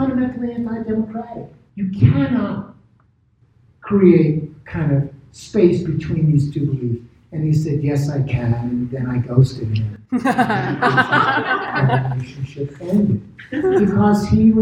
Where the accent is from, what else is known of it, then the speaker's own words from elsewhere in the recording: New York City, New York, United States; I'm from Brooklyn.